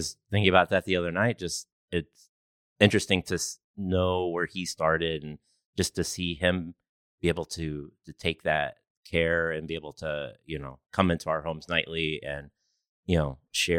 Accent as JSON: {"language": "English", "town": "Mishawaka", "region": "Indiana", "country": "United States", "tie": "born or raised there", "said": "Yeah. I lived in Mishawaka, and actually it started in high school."}